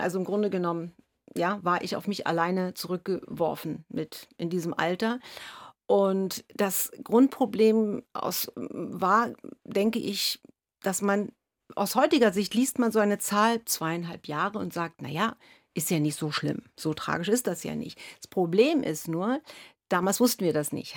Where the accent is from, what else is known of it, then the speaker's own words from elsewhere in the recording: Berlin, Germany; ich komme gebürtig aus, aus Ostdeutschland, aus Ost, in Ostberlin bin ich groß geworden